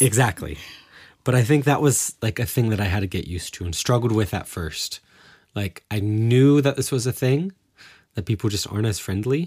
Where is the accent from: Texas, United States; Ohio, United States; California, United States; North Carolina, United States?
Ohio, United States; Cincinnati; moved away as an adult; now in Germany; growing up in the Cincinnati area or in the Midwest